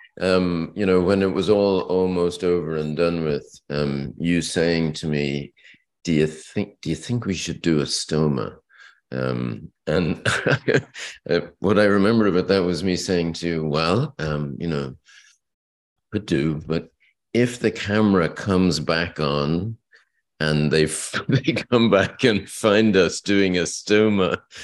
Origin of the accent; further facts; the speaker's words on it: Leeds, Yorkshire and the Humber, United Kingdom; born there; I was born in Leeds.